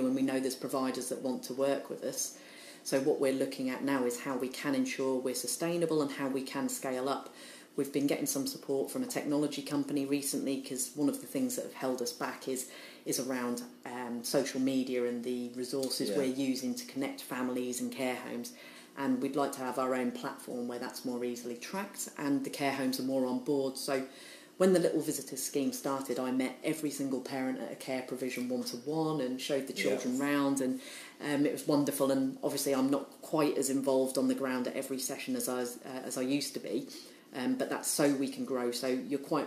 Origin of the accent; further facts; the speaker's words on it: Norwich, East of England, United Kingdom; also born or lived in Liverpool; I was born in Liverpool though, so I'm from Liverpool originally, and my parents became publicans, so we came down to Norwich when I was about 4 years old